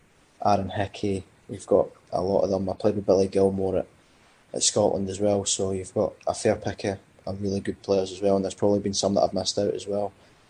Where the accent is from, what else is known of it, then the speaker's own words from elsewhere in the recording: Cyprus; born there; Because obviously I was born in Cyprus